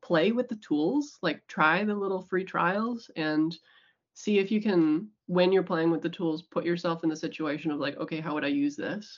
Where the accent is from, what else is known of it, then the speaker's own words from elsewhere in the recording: United States; moved away as an adult; now in New Zealand; I'm American. Moved here right after I graduated